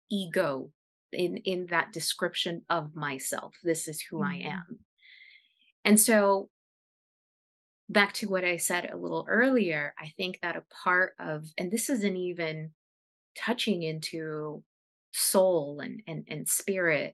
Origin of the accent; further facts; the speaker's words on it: United States; first language Spanish; English is a second language; First generation American from, you know, an immigrant family.